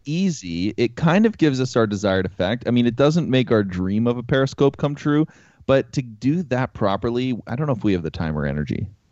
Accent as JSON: {"language": "English", "country": "Canada", "said": "We're from Canada."}